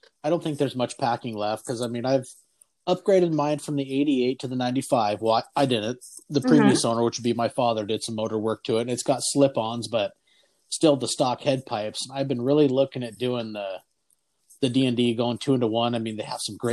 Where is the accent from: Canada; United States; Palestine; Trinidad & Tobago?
United States; Port Angeles, Washington; born or raised there